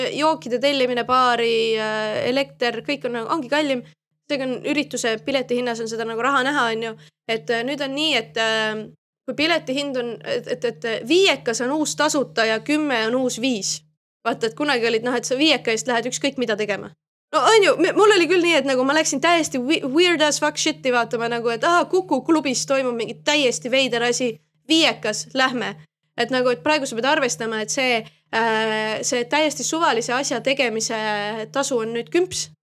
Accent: Keila, Harju County, Estonia; ma olen Keilast pärit, ma käisin Vikerkaare lasteaias

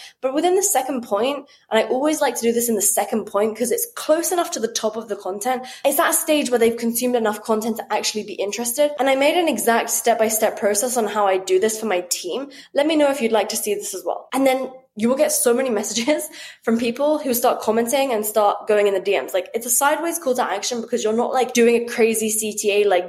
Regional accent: United Kingdom; as a British person

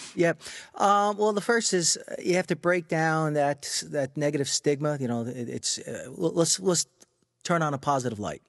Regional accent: Freeport, New York, United States; I grew up in Freeport on Long Island

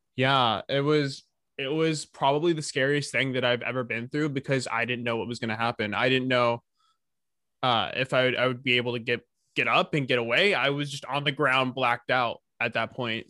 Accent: California, United States; I was born in California

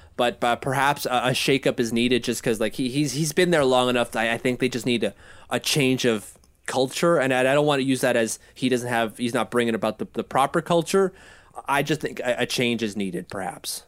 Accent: Canada; as a Canadian

